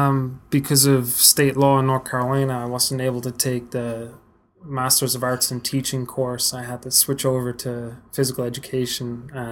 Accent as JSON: {"language": "English", "town": "Waterford", "region": "Munster", "country": "Ireland", "moved": "as an adult", "lives_now": "Frederick, United States", "said": "I'm from Waterford, Ireland. Came over here about 6.5 years ago for undergrad."}